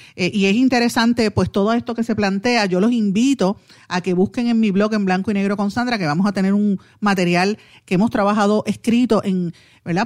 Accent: Puerto Rico

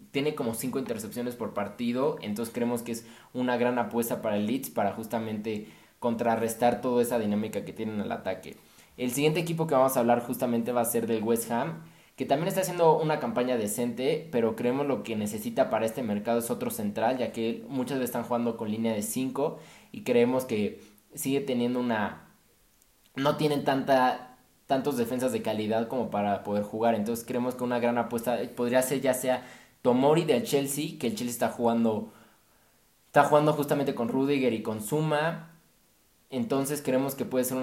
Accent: Mexico; yo creo que a todos como mexicanos nos encantaría ver a nuestro

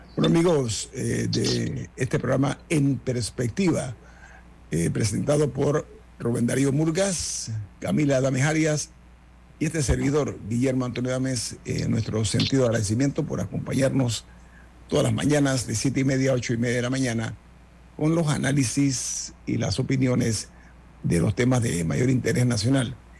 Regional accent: Panama; nosotros como panameños

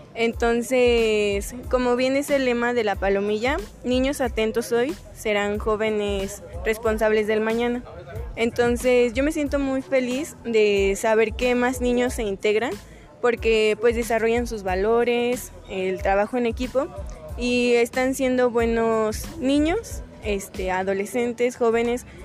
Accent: Dolores Hidalgo, Guanajuato, Mexico; yo soy de aquí de Dolores

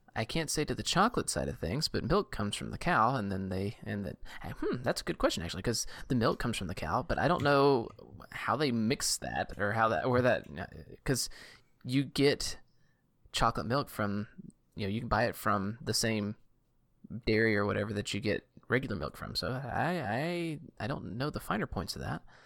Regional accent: Southeast Louisiana, United States; I grew up in Southeast Louisiana

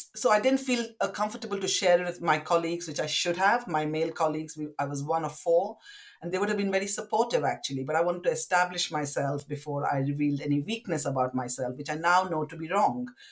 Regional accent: West Bengal, India; now in London, United Kingdom; I grew up in India. Uh, to parents from Southeast Indian uh, extraction, but we lived in Bengal

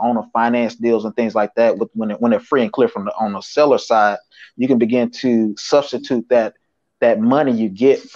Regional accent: Tennessee, United States; now in Atlanta, United States; That's where I'm from Tennessee. Chattanooga

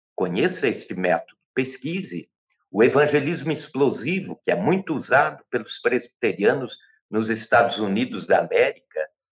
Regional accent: Brazil; somos brasileiros

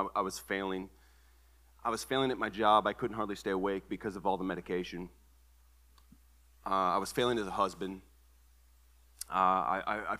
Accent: Toledo, Ohio, United States; moved away as an adult; now in Tennessee, United States; born and raised in Toledo, Ohio. I've lived in Tennessee for the last 11 years

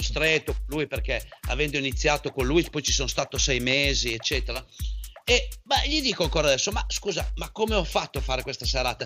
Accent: a village in the province of Parma, Emilia-Romagna, Italy; io vengo da un paesino eh, che è molto famoso

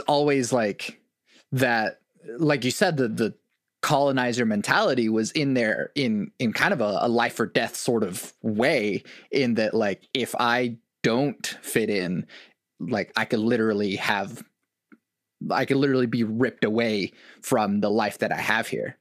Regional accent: Oklahoma, United States; as a non-white kid growing up in Oklahoma

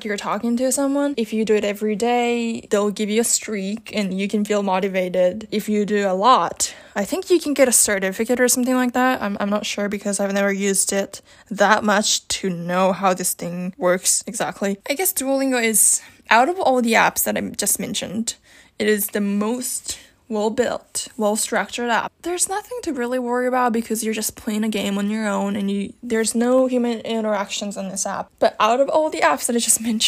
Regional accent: Japan; English is a second language; I'm from Japan

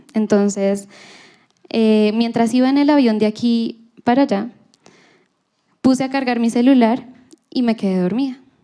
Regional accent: Colombia; Nosotros somos colombianos porque nacimos en Colombia

